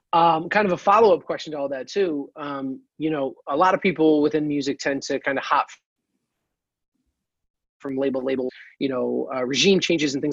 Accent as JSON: {"language": "English", "town": "Mechanicville", "region": "New York", "country": "United States", "said": "I'm originally from Mechanicville, New York"}